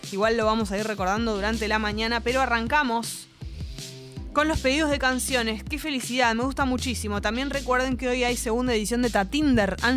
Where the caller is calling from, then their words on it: Buenos Aires, Argentina; de Boedo, barra San Cristóbal, en el límite.